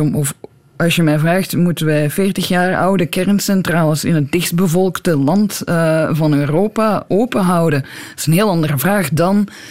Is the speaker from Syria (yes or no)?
no; Belgium; moved away as an adult; also born or lived in Brussels; now in Tucson, United States; als Belg